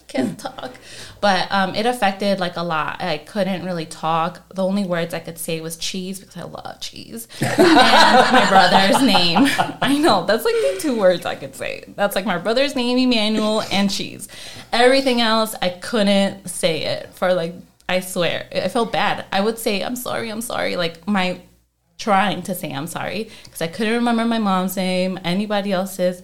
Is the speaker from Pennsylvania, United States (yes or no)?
no; Chicago, Illinois, United States; I'm from Chicago, not Texas